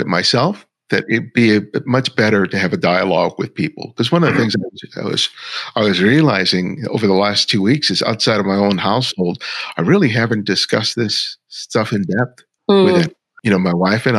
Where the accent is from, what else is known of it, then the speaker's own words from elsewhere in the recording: Los Angeles, California, United States; I grew up near Florence and Normandy, probably about 2 miles